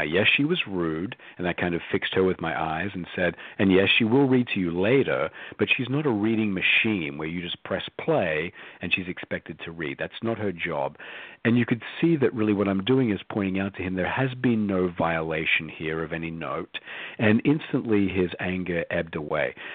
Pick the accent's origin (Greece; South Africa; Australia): Australia; moved away as an adult; I was born and raised in Australia